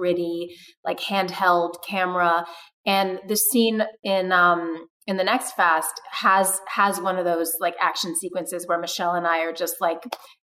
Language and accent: English; Brazil; moved away; I grew up in Brazil and Rio is where I decided to be